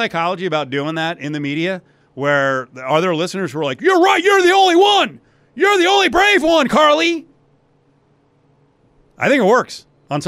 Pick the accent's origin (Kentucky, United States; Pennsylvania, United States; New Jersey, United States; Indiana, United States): New Jersey, United States; It's my home state, New Jerseyan, New Jerseyite